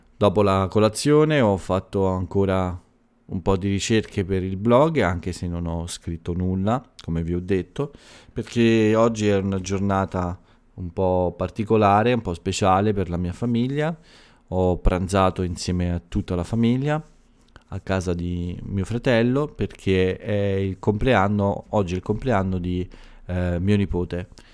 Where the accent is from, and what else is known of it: Italy